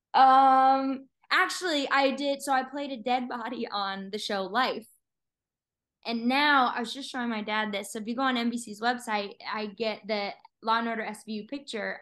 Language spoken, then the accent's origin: English; Littleton, Colorado, United States; moved away; I'm from Littleton, so right outside of Denver, um, most people uh, obviously know Littleton from Columbine, which you know uh, was a traumatic event for all of us Littleton kids.